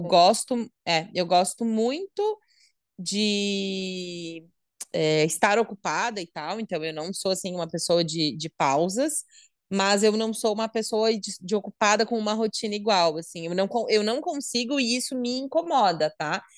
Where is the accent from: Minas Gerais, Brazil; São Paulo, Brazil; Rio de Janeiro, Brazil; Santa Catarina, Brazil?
Santa Catarina, Brazil; sou de Santa Catarina, noiva, 31 anos, mulher